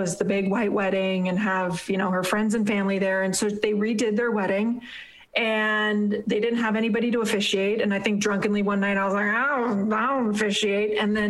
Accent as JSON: {"language": "English", "town": "Hollywood", "region": "California", "country": "United States", "said": "Yeah, I'm from Hollywood. Don't you know we eat babies?"}